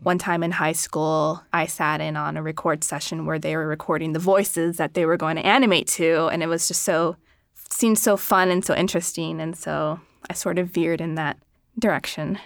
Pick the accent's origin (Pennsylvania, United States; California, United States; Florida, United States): Pennsylvania, United States; Philadelphia; I grew up in Philadelphia